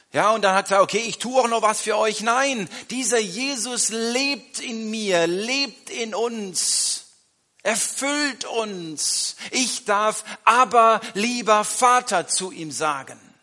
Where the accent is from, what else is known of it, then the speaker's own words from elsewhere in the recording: Germany; wir als Deutsche